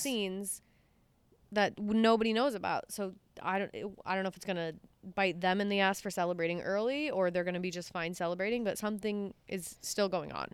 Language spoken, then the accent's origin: English; United States; as the American people